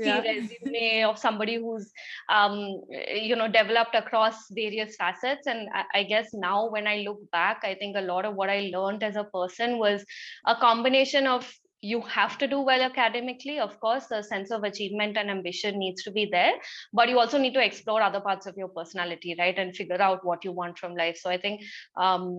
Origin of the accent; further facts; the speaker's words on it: Kolkata, West Bengal, India; I grew up in Calcutta, which is so culturally rich